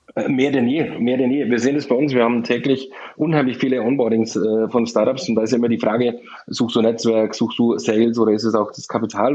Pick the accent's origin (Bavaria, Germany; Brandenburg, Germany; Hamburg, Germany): Bavaria, Germany; Landshut; ich komme aus Niederbayern, in der Nähe von München, im Landshut